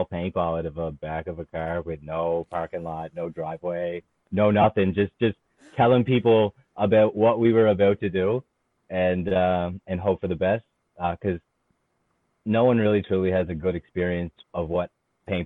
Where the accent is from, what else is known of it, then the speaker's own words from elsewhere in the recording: Brampton, Ontario, Canada; now in Cape Breton, Canada; Brampton, my hometown, where I was born